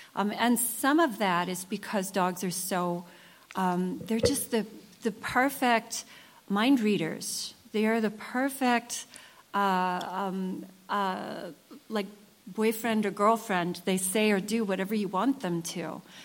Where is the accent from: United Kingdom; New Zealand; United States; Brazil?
United States; I'm an American writer